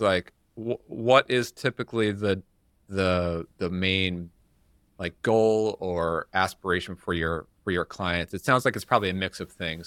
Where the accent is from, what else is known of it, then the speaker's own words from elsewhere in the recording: New York, United States; moved away; I'm from New York